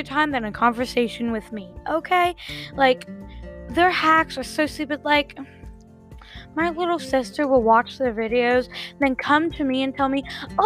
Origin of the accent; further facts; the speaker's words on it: Ohio, United States; I'm from Ohio